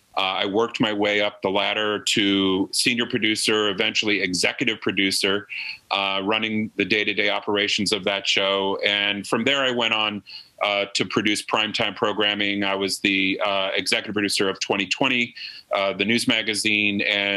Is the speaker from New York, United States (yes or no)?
no; St. Louis, Missouri, United States; moved away; I was born in St. Louis. I was raised in Olivet. I lived on Arbor Road, which is a little street off of Old Bonham.